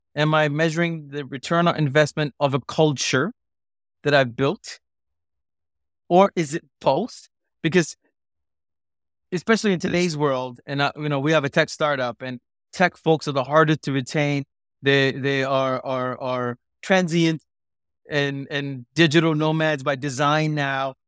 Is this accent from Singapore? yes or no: yes; Singapore; also born or lived in India; born in India, growing up in Singapore, being a South Asian